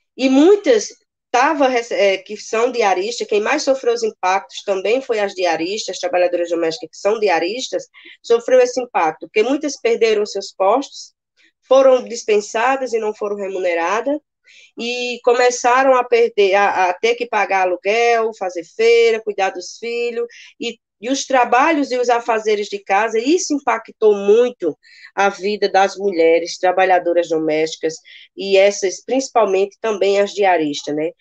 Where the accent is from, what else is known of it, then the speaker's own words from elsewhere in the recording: Paraíba, Brazil; also born or lived in Campina Grande; moro aqui em Campina Grande, né? sou da Paraíba